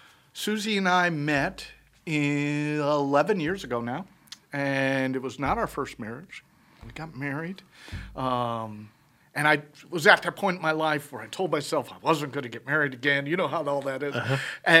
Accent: St. Louis, Missouri, United States; born there; I was born in St. Louis.

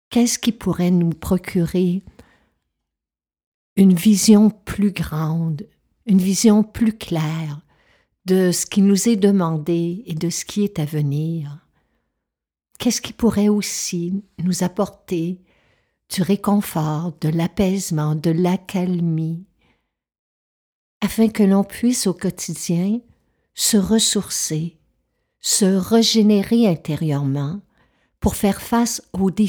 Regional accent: Quebec, Canada; je suis touchée par les feux qui ravagent le nord du Québec parce que c'est ma région natale.

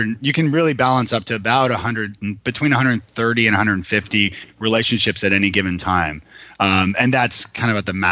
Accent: Toronto, Ontario, Canada; moved away as an adult; now in Nashville, United States; I'm from Toronto originally

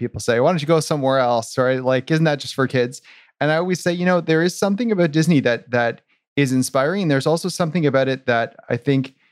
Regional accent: Toronto, Ontario, Canada; we're both from Toronto and we're both from kind of up and coming neighborhoods in Toronto.

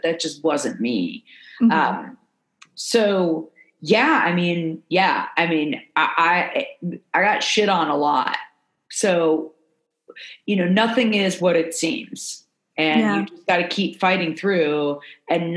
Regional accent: South Florida, United States; moved away; I grew up in South Florida, moving to the South.

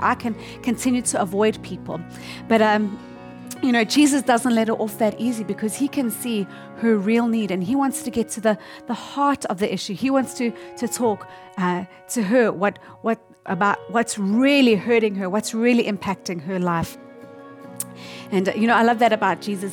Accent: South Africa; now in Tokyo, Japan; I'm from South Africa, and my husband and I, we really love to go on a game safari trip whenever we go to visit our family there

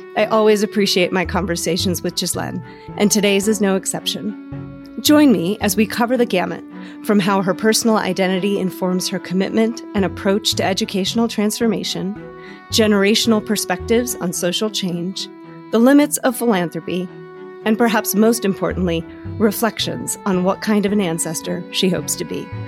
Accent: Arusha, Tanzania; also born or lived in Botswana; now in United States; I grew up in Tanzania, so I was, like, in those smaller areas, like, in Arusha and outside

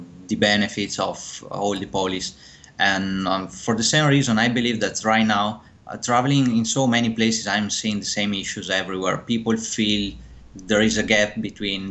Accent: Verona, Veneto, Italy; moved away as an adult; also born or lived in Ireland / Netherlands / United Kingdom; I'm from Italy, born in Verona, and I studied there at the university in Italy.

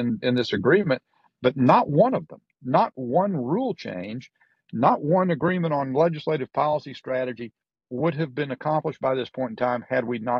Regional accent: North Carolina, United States; I come from North Carolina. My parents grew up in very poor households, a Scotch-Irish background.

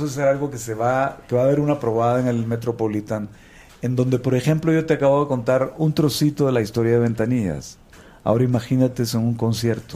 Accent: Nicaragua; todos los nicaragüenses nacemos vacunados

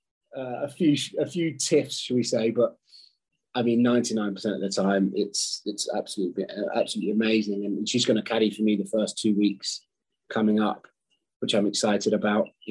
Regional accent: United Kingdom; being British

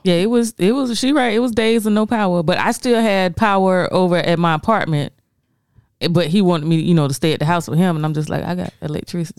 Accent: Florence, South Carolina, United States; I'm born and raised in Florence, and I still fucking live here. I still live in Florence.

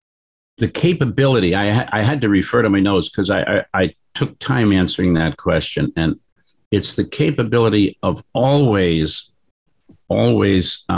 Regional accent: New York City, New York, United States; moved away as an adult; also born or lived in Tokyo, Japan; now in San Francisco, United States; I grew up in New York

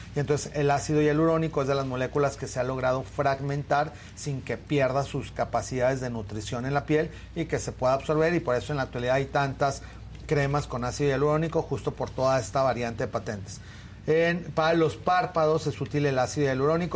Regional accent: Torreón, Coahuila, Mexico; moved away; yo me acuerdo cuando era niño y que vivía en Torreón

